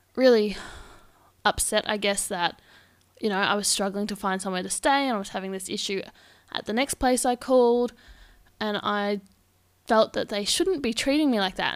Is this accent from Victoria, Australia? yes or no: yes; Victoria, Australia; moved away as an adult; now in Perth, Australia; I am from Victoria, and I've just made the move across to Perth